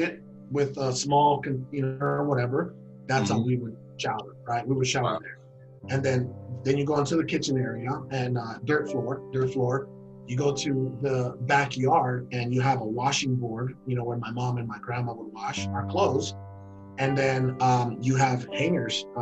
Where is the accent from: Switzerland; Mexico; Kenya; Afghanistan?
Mexico; Guaymas, Sonora; moved away; also born or lived in Hermosillo, Sonora, Mexico; I was born in Hermosillo, Sonora, Mexico. And then, mm-hmm. you know, like I said, 3 years old, she left him, that city, went to Guaymas, Sonora